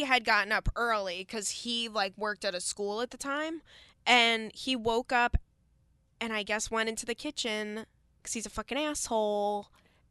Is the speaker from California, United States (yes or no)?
no; Long Island, New York, United States; I'm from Long Island